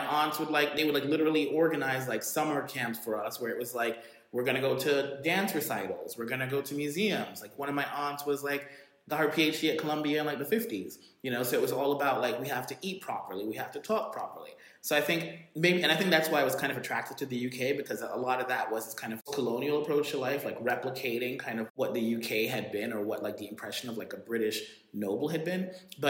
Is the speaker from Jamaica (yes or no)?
yes; Jamaica; I think like there is something about being Jamaican. And the thing is, like, you know, when I would go back to Jamaica, my parents would send us back to Jamaica every summer.